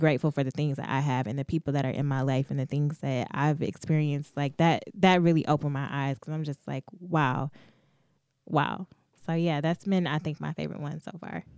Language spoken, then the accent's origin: English; Detroit, Michigan, United States; in Detroit, it's just, I've grown up here my whole life, lived here, like, went through D P S, preschool through twelfth grade